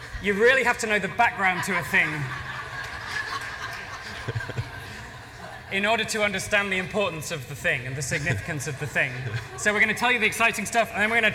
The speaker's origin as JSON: {"language": "English", "region": "England", "country": "United Kingdom", "said": "I'm the English one"}